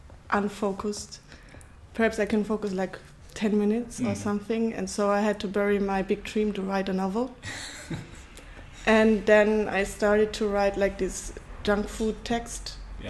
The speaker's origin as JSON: {"language": "English", "region": "Bavaria", "country": "Germany", "tie": "born or raised there", "also_born_or_lived": "Berlin", "second_language": "English", "moved": "as an adult", "lives_now": "Istanbul, Turkey", "said": "I was born in Bavaria. I'm German"}